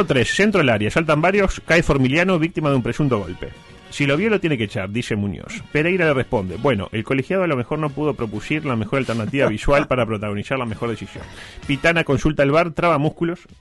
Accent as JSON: {"language": "Spanish", "country": "Uruguay", "said": "somos uruguayos"}